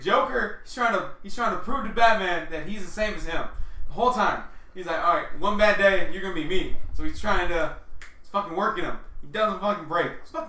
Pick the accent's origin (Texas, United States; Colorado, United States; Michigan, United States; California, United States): California, United States; Fresno; I'm from Fresno, I'm not from Tulare.